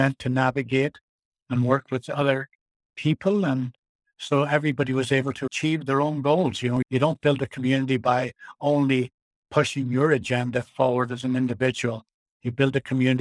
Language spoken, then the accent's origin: English; Ireland; now in Nelson, Canada; where I was raised in Ireland